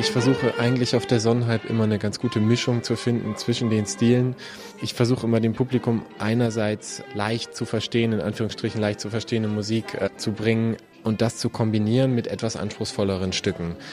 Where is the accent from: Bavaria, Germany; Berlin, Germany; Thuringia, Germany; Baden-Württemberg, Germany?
Berlin, Germany; moved away as an adult; now in Munich, Germany; Habe vorher studiert noch in, in, Berlin sehr lange, wo es so meine Heimat ist